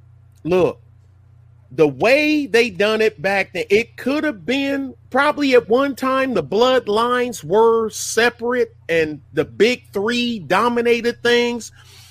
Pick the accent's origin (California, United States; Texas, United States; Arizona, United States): Texas, United States; We say we're Texan.